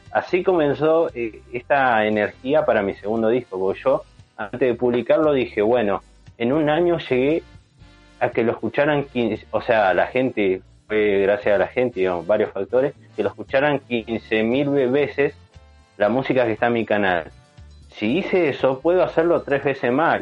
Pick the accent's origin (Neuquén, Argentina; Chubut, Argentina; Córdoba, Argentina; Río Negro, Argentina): Neuquén, Argentina; San Martín de los Andes; yo me crié en San Martín de los Andes también, soy de Neuquén y bueno, me crié allá en San Martín